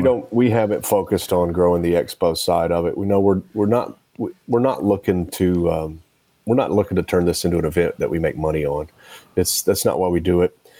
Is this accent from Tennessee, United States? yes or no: yes; Nashville, Tennessee, United States; it's in my hometown